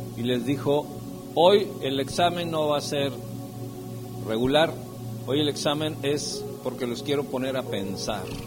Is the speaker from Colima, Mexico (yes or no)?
no; San Luis Potosí, Mexico; Yo soy de San Luis Potosí